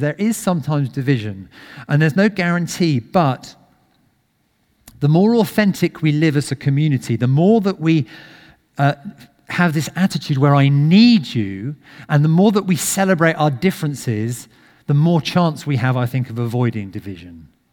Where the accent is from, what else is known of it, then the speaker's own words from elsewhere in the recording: United Kingdom; we're very British